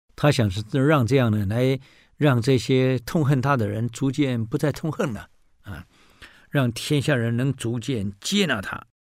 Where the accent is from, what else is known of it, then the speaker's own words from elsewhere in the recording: Taiwan; 我台湾人